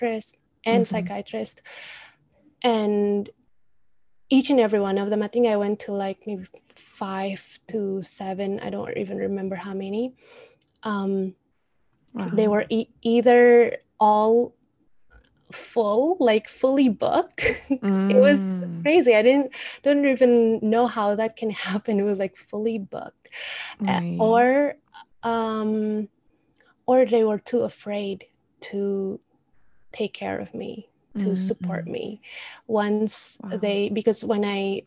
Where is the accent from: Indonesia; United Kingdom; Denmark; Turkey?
Indonesia; moved away; Indonesia, we're such a superstitious country.